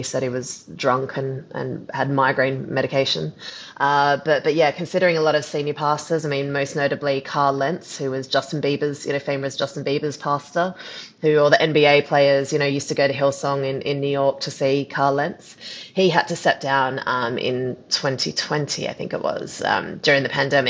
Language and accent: English; Australia; I'm Australian